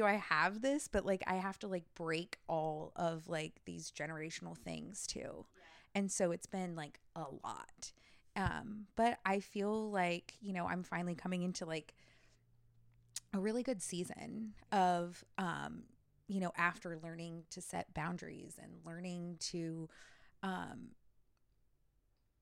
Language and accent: English; Southern California, United States; moved away as an adult; now in Columbia, Tennessee, United States; I grew up my whole life in like this little tiny town in Southern California